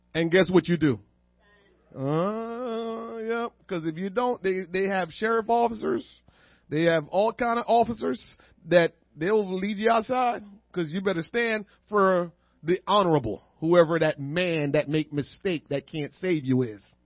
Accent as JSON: {"language": "English", "town": "Kingston", "country": "Jamaica", "tie": "born or raised there", "moved": "yes", "said": "I was born and raised in Kingston."}